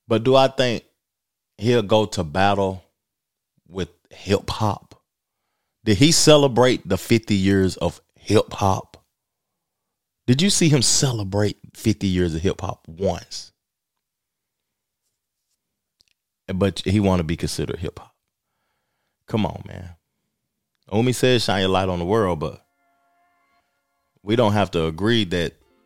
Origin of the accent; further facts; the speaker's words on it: Tennessee, United States; moved away as an adult; now in Charlotte, United States; I'm from Tennessee